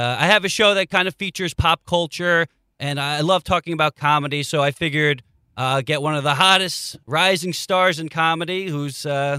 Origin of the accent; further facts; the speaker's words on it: Long Island, Nassau County, New York, United States; I am from Long Island, Nassau County